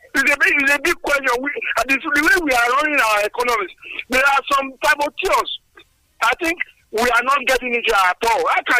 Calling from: Nigeria; I'm calling from Songo.

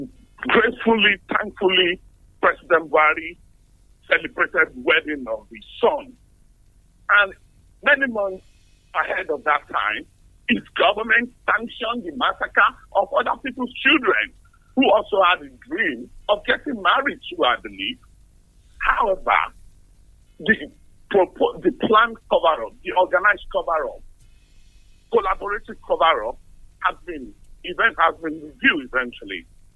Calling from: Tottenham, London, United Kingdom; I'm calling from Tottenham.

